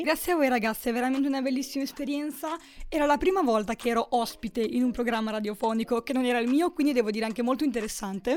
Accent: a village near Forlì, Emilia-Romagna, Italy; now in Milan, Italy; io sono di un paesino vicino Forlì, in eh, Romagna

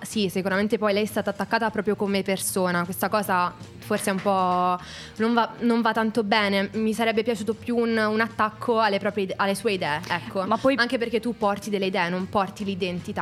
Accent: Abruzzo, Italy; io sono dell'Abruzzo

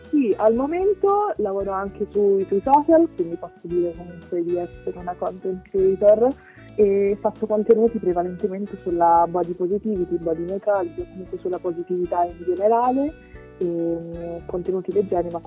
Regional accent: Rome, Lazio, Italy; ho 20 anni, sono di Roma

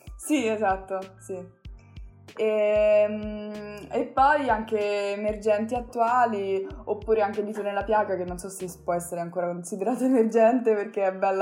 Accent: Italy; first language Italian; l'Italia è comunque il mio paese, l'italiano è la mia lingua

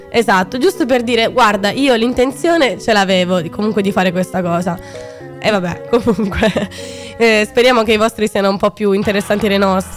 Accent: Sicily, Italy; moved away; nel mio paese giù eh, in Sicilia

